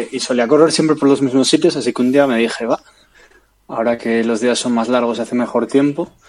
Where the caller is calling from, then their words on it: Leeds, Yorkshire and the Humber, United Kingdom; de Leeds